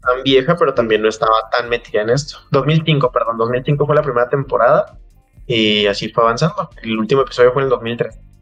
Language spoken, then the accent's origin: Spanish; Mexico; somos mexicanos